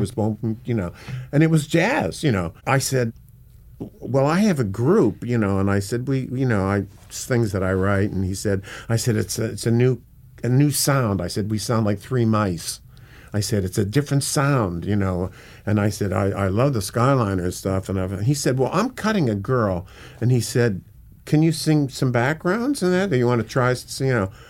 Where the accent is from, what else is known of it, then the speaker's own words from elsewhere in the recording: Pittsburgh, Pennsylvania, United States; also born or lived in London / Hollywood; now in New York City, United States; I'm from Pittsburgh